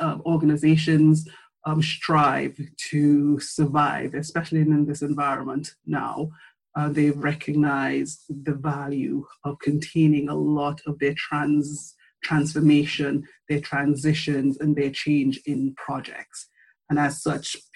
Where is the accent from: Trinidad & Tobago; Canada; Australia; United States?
Trinidad & Tobago; moved away as an adult; now in United Kingdom; I'm from Trinidad and Tobago. I've spent my formative years in the Caribbean, went to school there.